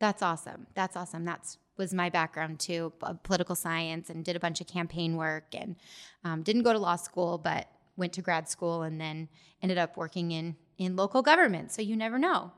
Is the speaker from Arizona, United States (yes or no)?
yes; Gilbert, Arizona, United States; I grew up in Gilbert as well and went to Gilbert High School